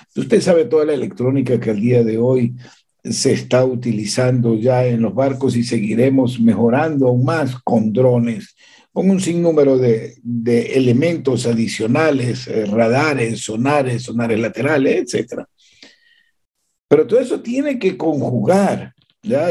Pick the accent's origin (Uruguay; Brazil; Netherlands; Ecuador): Ecuador; Yo como ecuatoriano